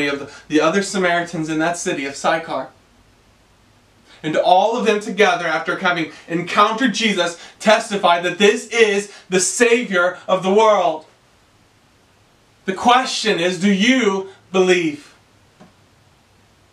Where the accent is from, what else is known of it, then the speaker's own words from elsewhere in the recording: Greenville, South Carolina, United States; I am a Southerner. I grew up in Greenville, South Carolina.